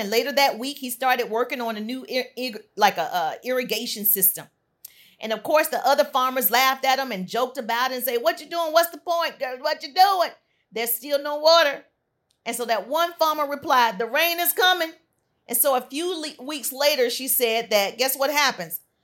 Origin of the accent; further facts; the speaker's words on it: deep South, United States; I'm from the South, deep South.